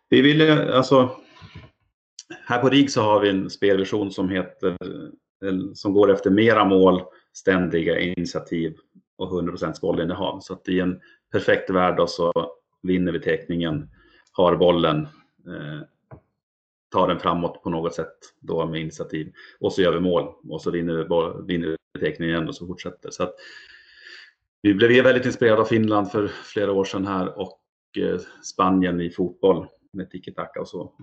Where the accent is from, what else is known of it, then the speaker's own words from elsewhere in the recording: Umeå, Västerbotten County, Sweden; jag är från Umeå och bor där så har Björklöven varit eh, en stor del av min uppväxt